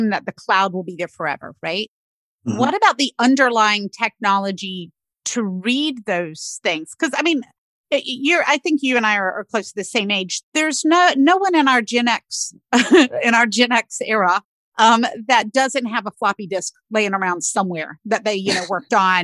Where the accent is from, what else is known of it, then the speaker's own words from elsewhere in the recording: North Carolina, United States; now in Pennsylvania, United States; where I grew up in North Carolina